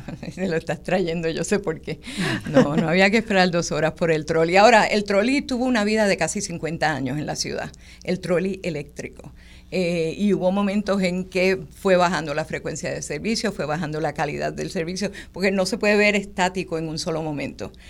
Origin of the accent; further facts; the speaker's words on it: Ponce, Puerto Rico; yo soy de Ponce